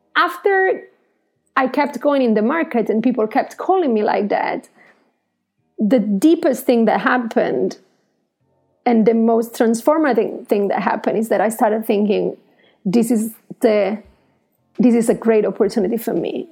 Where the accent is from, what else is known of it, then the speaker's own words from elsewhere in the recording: Italy; I'm Italian